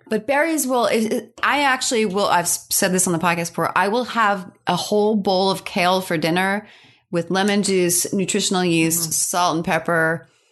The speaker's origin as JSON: {"language": "English", "region": "New York", "country": "United States", "also_born_or_lived": "Pennsylvania", "said": "I'm a New Yorker"}